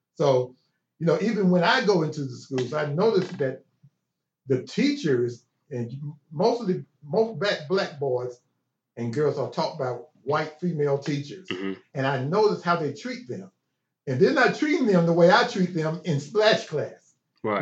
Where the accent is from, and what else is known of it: Chattanooga, Tennessee, United States; born or raised there